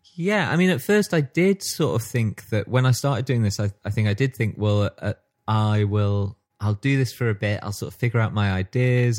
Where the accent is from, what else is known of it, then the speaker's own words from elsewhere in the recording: Stockport, North West England, United Kingdom; growing up in Stockport